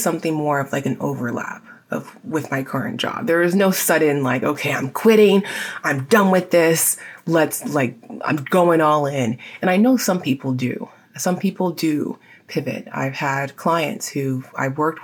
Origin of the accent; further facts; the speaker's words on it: San Diego, California, United States; my hometown of San Diego